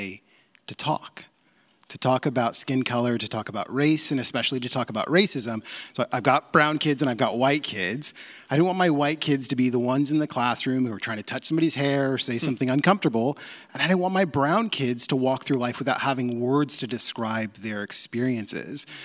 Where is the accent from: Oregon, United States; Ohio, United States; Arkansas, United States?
Oregon, United States; Portland; I grew up in Portland. This is my hometown